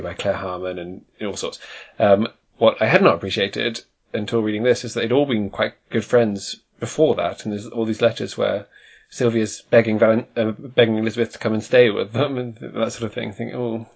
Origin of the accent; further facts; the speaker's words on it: United Kingdom; you or I, being British people